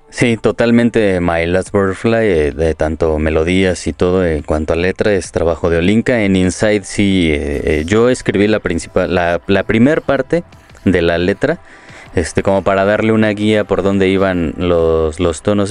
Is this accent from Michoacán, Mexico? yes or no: yes; Morelia, Michoacán, Mexico; moved away as an adult; now in Mexico City, Mexico; yo soy de Morelia, eh, tengo ya años viviendo